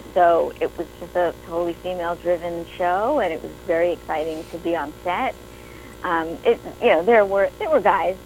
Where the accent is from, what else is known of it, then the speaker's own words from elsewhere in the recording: New York, United States; moved away; I'm originally from New York